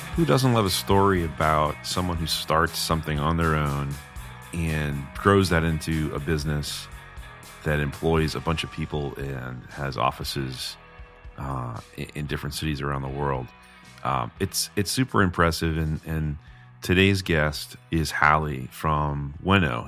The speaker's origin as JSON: {"language": "English", "region": "New England", "country": "United States", "tie": "born or raised there", "said": "as an American, someone that's grown up in New England"}